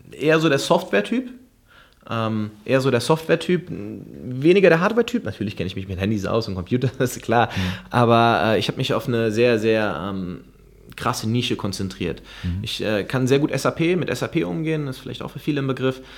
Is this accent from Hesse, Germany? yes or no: yes; Frankfurt, Hesse, Germany; moved away as an adult; now in Gran Canaria, Spain; Frankfurt ist mein, mein, mein, mein Heimatort sozusagen. Da wohnt meine ganze Familie